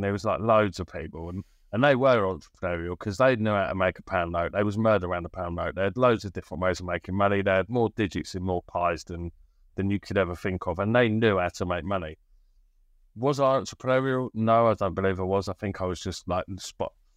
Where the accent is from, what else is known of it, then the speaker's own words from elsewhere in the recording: Bristol, South West England, United Kingdom; also born or lived in Birmingham; I moved from Birmingham when I was eight to Bristol